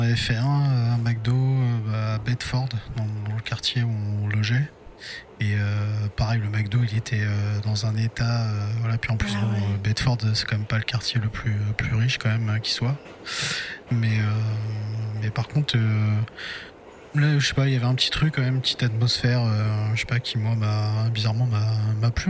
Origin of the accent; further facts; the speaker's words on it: France; on est français